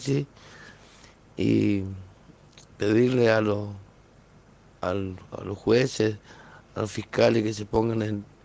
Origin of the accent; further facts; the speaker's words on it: Villa Ángela, Chaco, Argentina; Buenas tardes, eh … de Villa Ángela, Chaco.